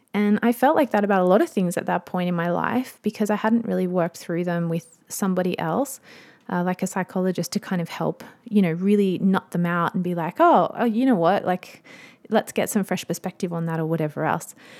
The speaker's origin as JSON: {"language": "English", "country": "Australia", "said": "I'm an Aussie mum in my thirties"}